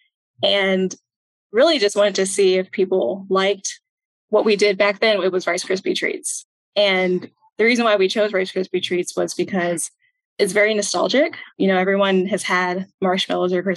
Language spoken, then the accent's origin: English; Houston, Texas, United States; also born or lived in Minnesota; I was born in Minnesota. We kind of trickled our way down to Houston, and I've lived there since I was four